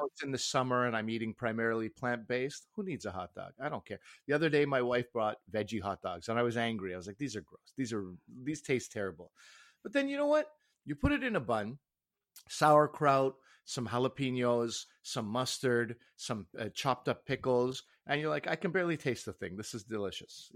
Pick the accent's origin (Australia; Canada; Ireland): Canada; speaking as a Canadian